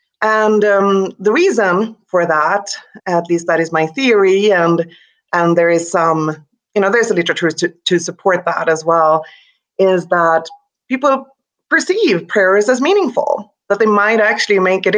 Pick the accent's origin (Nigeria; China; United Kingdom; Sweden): Sweden; English is a second language; now in United States; And to me, that was new because I came here from Sweden 10 years ago, and Sweden is a highly secularized society.